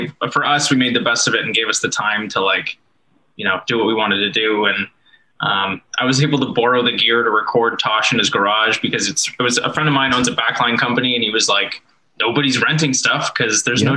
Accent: Canada; I'm from Canada

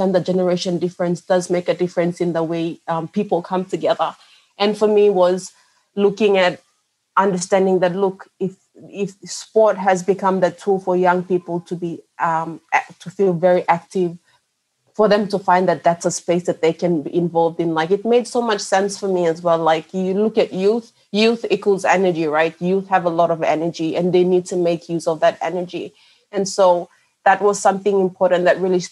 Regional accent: Bougainville, Papua New Guinea; I'm from Bougainville, and we stepped into our community in Bougainville

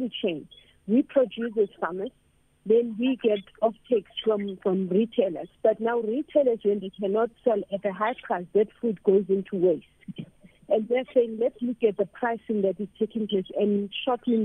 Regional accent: Johannesburg, Gauteng, South Africa; I grew up in Orlando

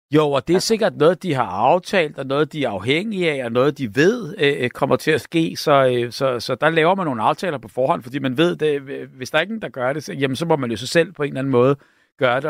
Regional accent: Denmark; som danskere

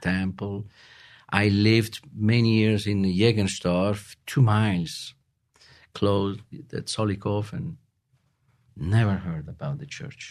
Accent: Rome, Lazio, Italy; English is a second language; moved away as an adult; now in Utah, United States; we moved in Utah from Italy four years ago

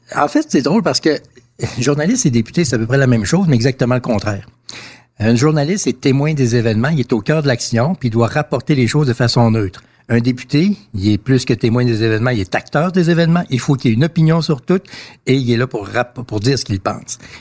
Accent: Quebec City, Quebec, Canada; Je suis né au Canada, je suis fier d'être Canadien

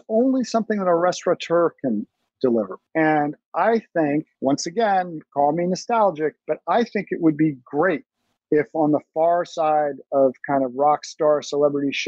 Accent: New York City, New York, United States; I grew up in Brooklyn Heights

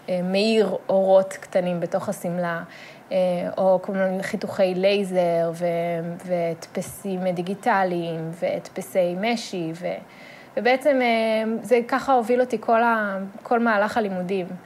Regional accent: Modiin-Maccabim-Re'ut, Central District, Israel; גדלתי ברעות, שזה יישוב אה, קטן ליד אה, מודיעין.

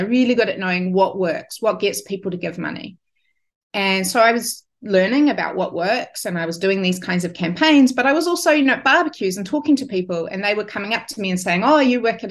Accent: New Zealand; moved away as an adult; I'm a Kiwi

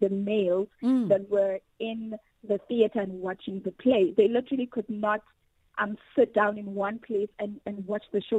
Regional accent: South Africa; as a young Black woman growing up in South Africa

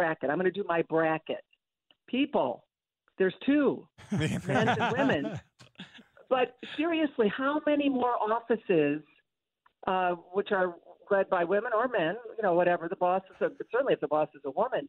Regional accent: Toledo, Ohio, United States; which I remember well growing up in Toledo on my way to Northwestern.

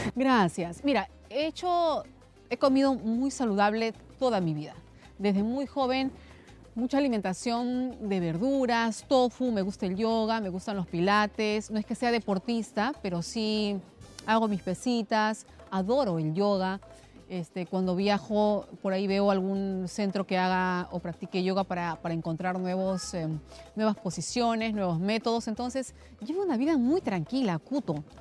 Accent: Cutervo, Cajamarca, Peru; now in Lima, Peru; Entonces yo soy de Cuterbo, pero tampoco soy de la capital. Soy de un caserío que está a un día de Cuterbo

